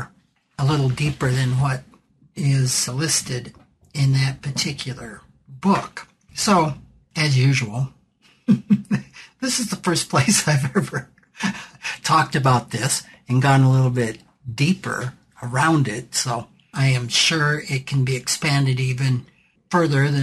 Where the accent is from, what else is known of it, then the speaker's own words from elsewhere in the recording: South Dakota, United States; my home state of South Dakota